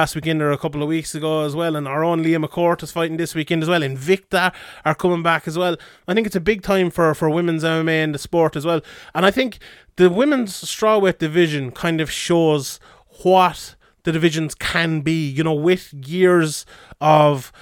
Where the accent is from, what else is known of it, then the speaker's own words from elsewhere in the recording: the Southwest, Southwest Ireland, Ireland; I'm from the Southwest myself